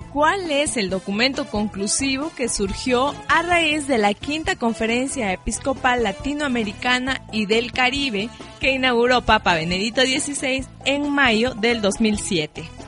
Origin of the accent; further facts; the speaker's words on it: Chachapoyas, Amazonas, Peru; nosotros los chachapoyanos